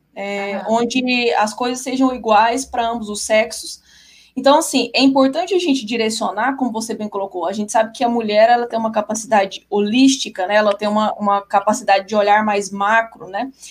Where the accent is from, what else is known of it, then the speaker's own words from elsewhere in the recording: Goiânia, Goiás, Brazil; eu sou de Goiânia